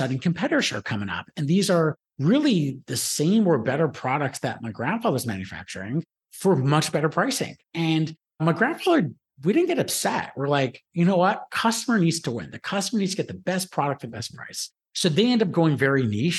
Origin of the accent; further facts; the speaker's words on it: Toronto, Ontario, Canada; I was born and raised in Toronto.